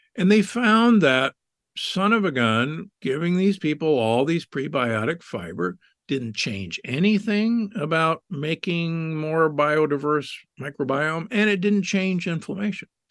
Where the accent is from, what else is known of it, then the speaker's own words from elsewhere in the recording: Omaha, Nebraska, United States; I grew up in Omaha, Nebraska